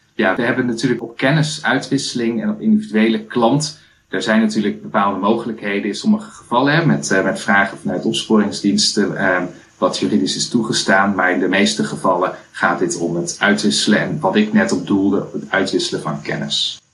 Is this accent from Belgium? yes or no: no; Culemborg, Gelderland, Netherlands; also born or lived in Twente; now in Ede, Netherlands; Ik ben opgegroeid in Culemborg